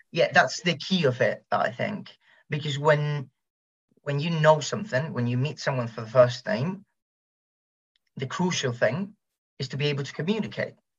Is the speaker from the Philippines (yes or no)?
no; Spain; English is a second language; here in Spain